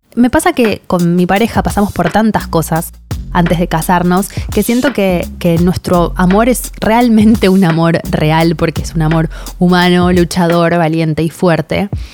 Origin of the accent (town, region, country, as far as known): Argentina